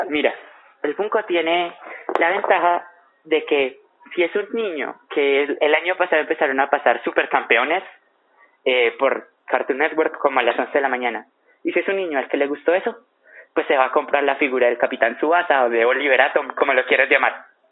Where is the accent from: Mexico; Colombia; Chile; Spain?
Colombia; nuestro caso es Colombia